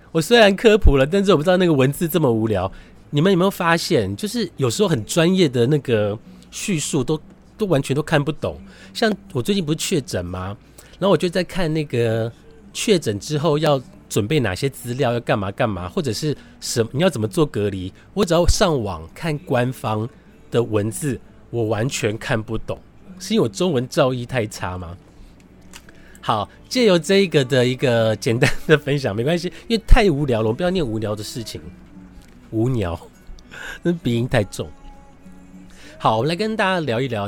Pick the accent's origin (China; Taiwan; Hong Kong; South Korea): Taiwan; Su'ao, Yilan County; now in Taipei, Taiwan; 我的故乡南方澳